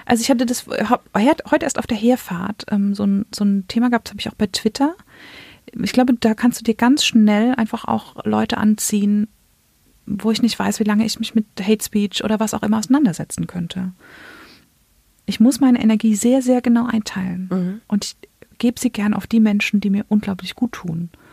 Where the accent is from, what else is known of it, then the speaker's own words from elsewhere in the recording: Germany; ich bin in Deutschland geboren und aufgewachsen